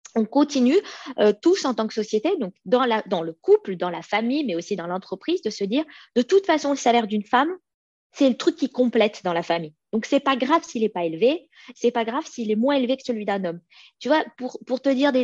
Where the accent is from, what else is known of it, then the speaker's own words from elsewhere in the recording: France; moved away as an adult; now in Sweden; je suis née en France, mais mes parents sont des immigrés